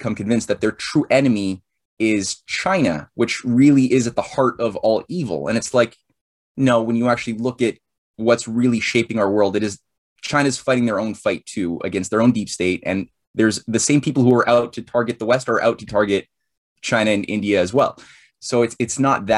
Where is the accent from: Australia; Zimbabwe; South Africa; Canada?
Canada; I'm a Canadian-based author, publishing a new series of books on American history